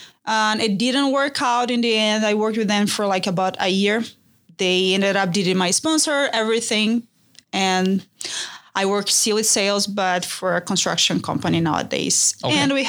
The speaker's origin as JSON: {"language": "English", "town": "Natal", "region": "Rio Grande do Norte", "country": "Brazil", "tie": "born or raised there", "also_born_or_lived": "São Paulo, Brazil", "moved": "as an adult", "lives_now": "United States", "said": "we were born and raised in Brazil, northeast, right on the Ecuador zone, Natal. Reminds a lot of San Diego, tropical city. I moved here 4 years ago."}